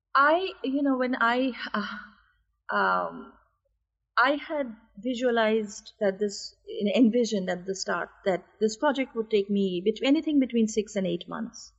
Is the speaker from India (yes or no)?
yes; India; moved away as an adult; also born or lived in United States; my life as a student in America and you know my life growing up in India